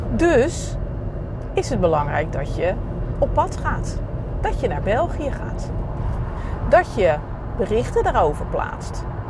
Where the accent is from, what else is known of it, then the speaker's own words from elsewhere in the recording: Reeuwijk, South Holland, Netherlands; ik kom uit Nederland en, eh, bij- uit Reewijk, vlakbij Gouda